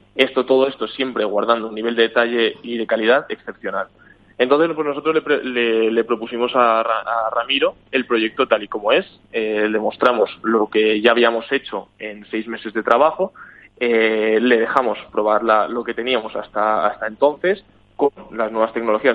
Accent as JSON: {"language": "Spanish", "country": "Spain", "moved": "yes", "lives_now": "Sweden", "said": "yo soy de España"}